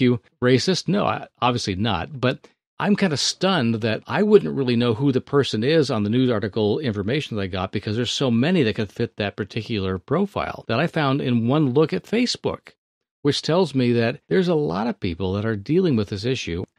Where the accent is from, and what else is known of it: Thousand Oaks, California, United States; born or raised there